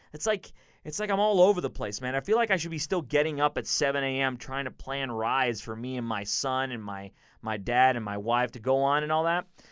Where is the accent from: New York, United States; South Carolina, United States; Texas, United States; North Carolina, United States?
Texas, United States; Houston; born or raised there; also born or lived in Chicago